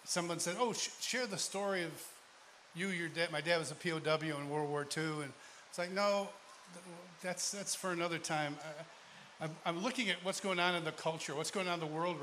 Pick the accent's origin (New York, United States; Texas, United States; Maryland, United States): New York, United States; Rochester; moved away; I'm originally from Rochester, New York